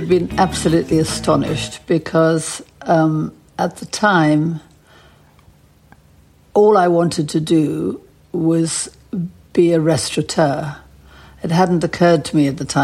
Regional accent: Johannesburg, Gauteng, South Africa; moved away as an adult; also born or lived in Paris; I'd been brought up in apartheid South Africa

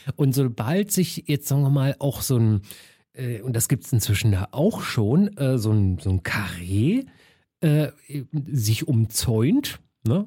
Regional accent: Berlin, Germany; ich bin schon Westberliner Kind

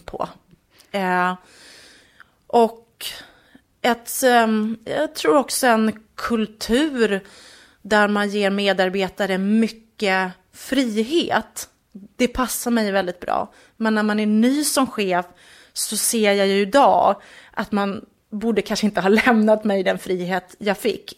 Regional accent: just north of Enköping, Uppsala County, Sweden; strax norr om Enköping är jag uppvuxen

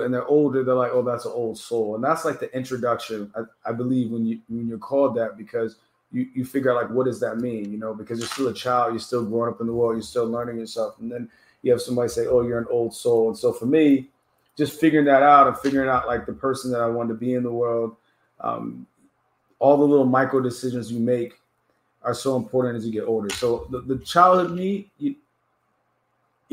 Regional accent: Miami, Florida, United States; also born or lived in Washington, D.C.; I grew up in Miami

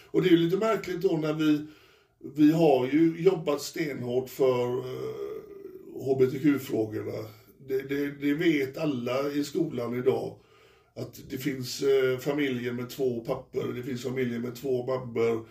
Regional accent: Frölunda, Västra Götaland, Sweden; jag kommer från Frölunda och Frölunda är mitt lag

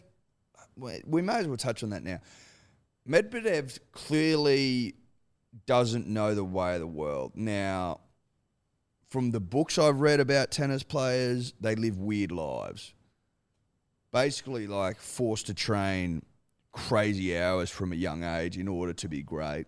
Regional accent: Australia; as an Australian

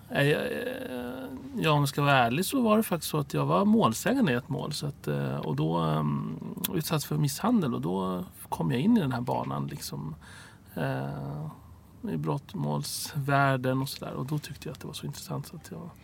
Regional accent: Stockholm, Stockholm County, Sweden; also born or lived in Cairo, Egypt; Rinkeby där jag växte upp.

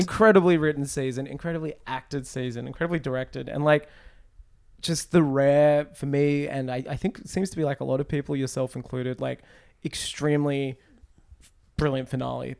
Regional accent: United States; I'm an American

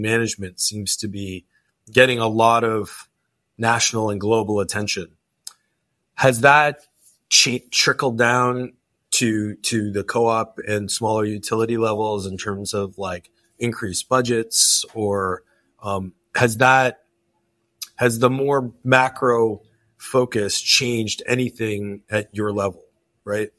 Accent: Canada; I'm Canadian.

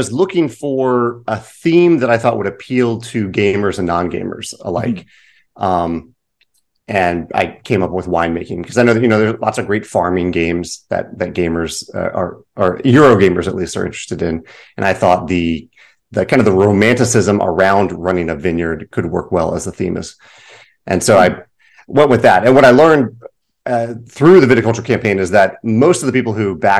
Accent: Virginia, United States; now in St. Louis, United States; I'm in St. Louis now. I'm from Virginia, but I'm

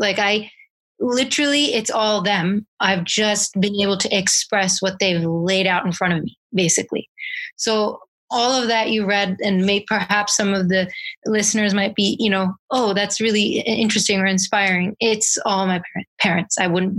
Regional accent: Princeton, New Jersey, United States; moved away; also born or lived in Florida; we played every sport growing up in Princeton, New Jersey, before we moved to Florida

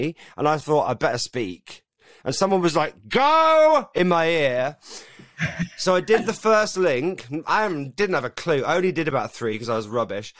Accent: Eastleigh, South East England, United Kingdom; moved away as an adult; also born or lived in Southampton / Bristol / Manchester / London; I'm literally a boy from Eastleigh in Hampshire

